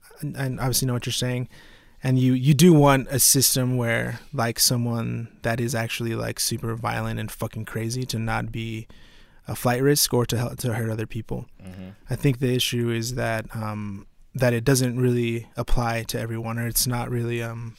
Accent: Fort Worth, Texas, United States; because, you know, we grew up in Fort Worth.

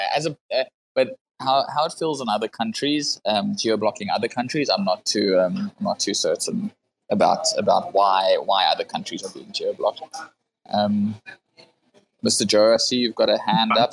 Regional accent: South Africa; I come from South Africa

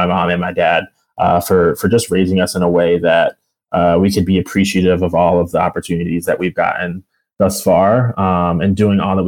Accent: Bay Minette, Alabama, United States; moved away; also born or lived in University of Pennsylvania; I actually grew up in Bay Minette. And so that's kind of where I say like home, like that's my hometown

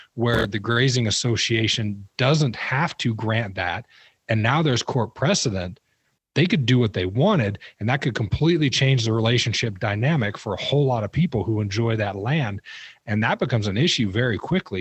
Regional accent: Rock Springs, Wyoming, United States; I grew up in Rock Springs, Wyoming.

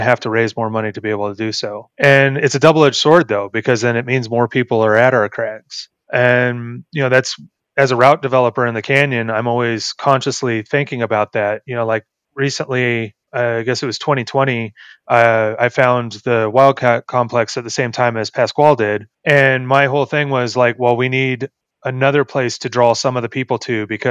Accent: Los Angeles, California, United States; moved away; I'm from Los Angeles originally, and I moved here in 2005

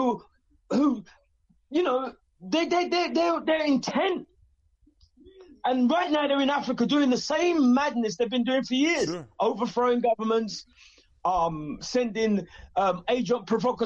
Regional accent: England, United Kingdom; I'm funny from England

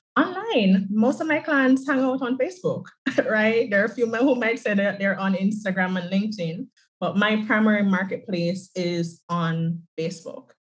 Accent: Jamaica; I am from the island of Jamaica. I'm an island girl

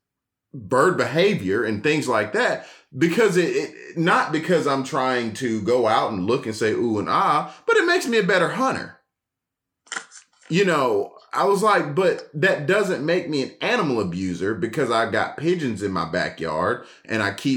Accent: Atlanta, Georgia, United States; I'm still from Atlanta

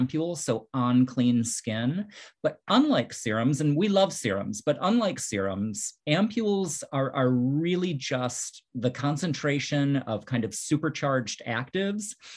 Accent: Midwest, United States; also born or lived in New York; now in Florida, United States; I grew up in the Midwest, lived in New York for several years

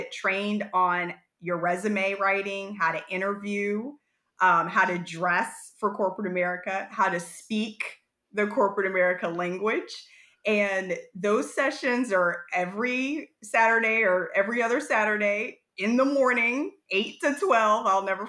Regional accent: Ohio, United States; I am from Ohio originally, so a Buckeye born and raised.

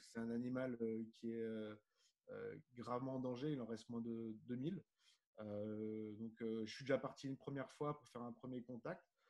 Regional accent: Nice, Provence-Alpes-Côte d'Azur, France; moved away; also born or lived in Middle East; à la base, je suis de Nice, je suis du, sud de, la France comme toi.

